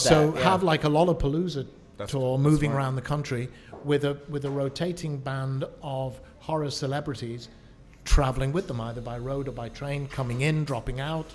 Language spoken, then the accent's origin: English; New Jersey, United States; I'm from New Jersey.